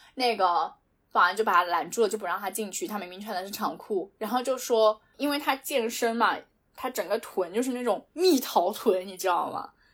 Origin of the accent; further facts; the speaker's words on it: China; moved away as an adult; also born or lived in United Arab Emirates / Europe; 我觉得在中国，我们中国人对所有人都很友好